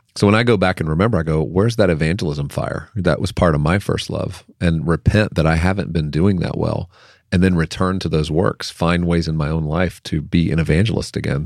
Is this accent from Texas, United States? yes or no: no; Lynchburg, Virginia, United States; I grew up in Jerry Falwell's church in Lynchburg, Virginia